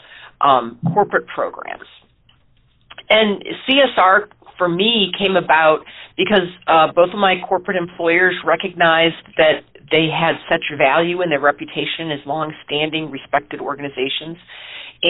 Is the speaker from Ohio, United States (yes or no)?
yes; Ohio, United States; moved away as an adult; also born or lived in Allegheny County, Pennsylvania; growing up in Ohio